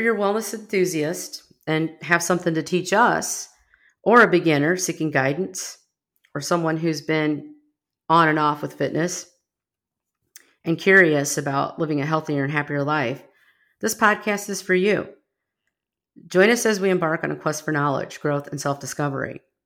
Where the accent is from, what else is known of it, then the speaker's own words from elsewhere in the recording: Rockford, Illinois, United States; now in Texas, United States; I grew up in Rockford, Illinois, just outside of Chicago, well, ninety miles from Chicago